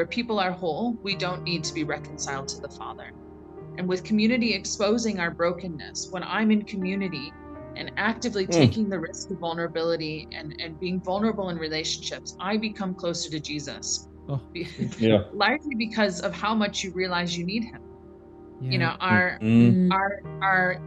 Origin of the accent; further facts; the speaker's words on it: United States; moved away as an adult; now in Durban, South Africa; I'm originally from the United States